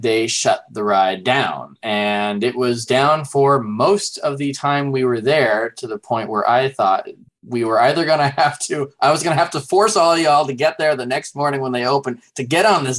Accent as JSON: {"language": "English", "town": "La Selva Beach", "region": "California", "country": "United States", "tie": "born or raised there", "lives_now": "Southern California, United States", "said": "But I grew up in a little town called La Selva Beach."}